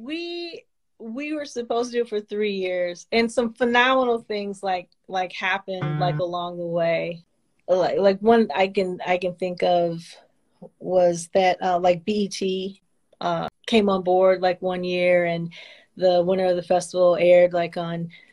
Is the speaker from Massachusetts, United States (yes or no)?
no; Detroit, Michigan, United States; I'm from Detroit